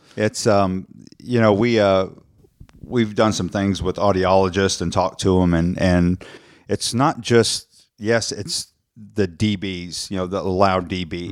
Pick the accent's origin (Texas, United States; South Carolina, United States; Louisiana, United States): Texas, United States; South; growing up in South Texas